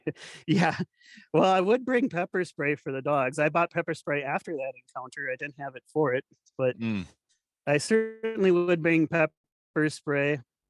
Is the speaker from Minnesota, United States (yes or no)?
yes; New Ulm, Minnesota, United States; also born or lived in Willmar, Minnesota; my hometown papers, New Ulm and Wilmer, that I've lived in before